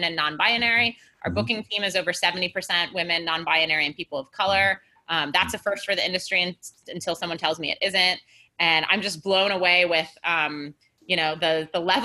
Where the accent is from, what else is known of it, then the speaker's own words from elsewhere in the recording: Milwaukee, Wisconsin, United States; now in New York, United States; Milwaukee, where I'm from.